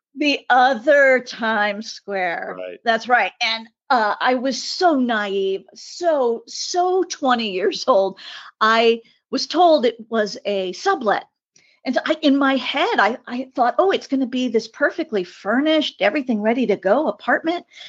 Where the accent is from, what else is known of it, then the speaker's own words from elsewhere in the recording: California, United States; also born or lived in Long Beach; an eighth generation native Californian